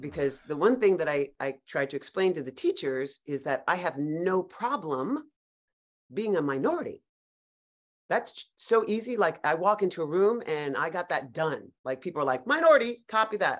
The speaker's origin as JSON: {"language": "English", "town": "New York City", "region": "New York", "country": "United States", "tie": "born or raised there", "said": "I grew up in Greenwich Village, New York. I'm a native New Yorker"}